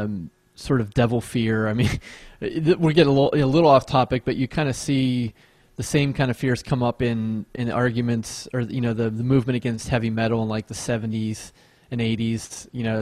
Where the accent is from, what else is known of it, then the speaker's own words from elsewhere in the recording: Monroeville, Pennsylvania, United States; I grew up in Monroeville, Pennsylvania